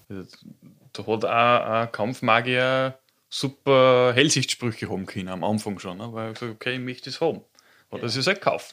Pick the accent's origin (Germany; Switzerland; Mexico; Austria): Austria; countryside right on the Czech border, Upper Austria; also born or lived in Linz; ich bin am Land aufgewachsen, ganz an der tschechischen Grenze, ein richtiges Landei